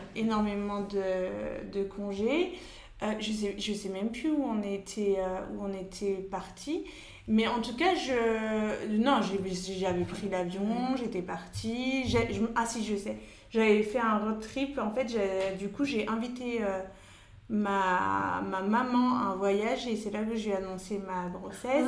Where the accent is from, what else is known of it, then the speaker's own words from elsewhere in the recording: Paris, Île-de-France, France; je suis parisienne